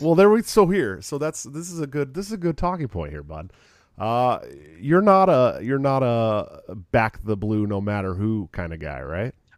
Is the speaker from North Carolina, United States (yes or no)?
no; California, United States; moved away as an adult; also born or lived in Oregon / Southern Washington; I'm from California